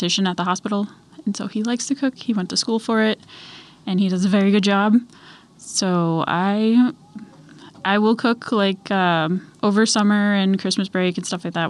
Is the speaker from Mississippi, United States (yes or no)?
no; Illinois, United States; now in Alaska, United States; I grew up in a very small farm town, 45 minutes south of Chicago.